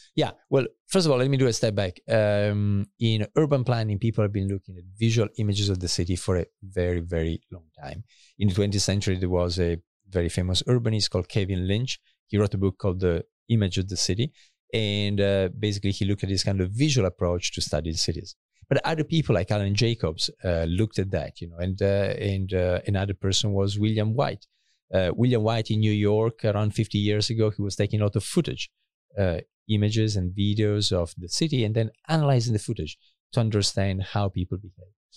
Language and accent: English; countryside near Asti, Piedmont, Italy; moved away as an adult; also born or lived in Paris / Cambridge, United Kingdom / Cambridge, Massachusetts; I was born in Italy, northern Italy. Uh, my family is both from Milan and Turin. And then, uh, I actually grew up for a few years also in, uh, in, uh, in the countryside next to Asti